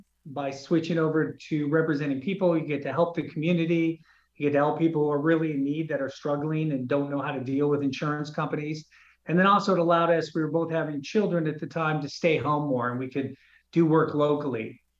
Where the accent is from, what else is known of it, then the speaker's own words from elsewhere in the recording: Los Angeles, California, United States; also born or lived in Santa Barbara; So I was born and raised in Woodland Hills, which is San Fernando Valley, back in the 70s and 80s.